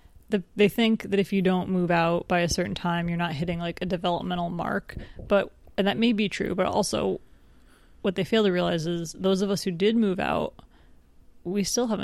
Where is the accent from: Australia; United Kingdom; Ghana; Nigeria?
United Kingdom; England; I'm also from England.